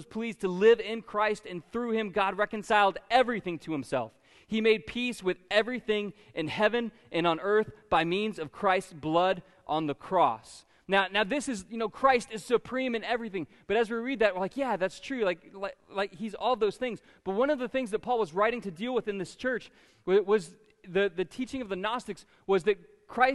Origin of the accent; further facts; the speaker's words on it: Florida, United States; being a Florida native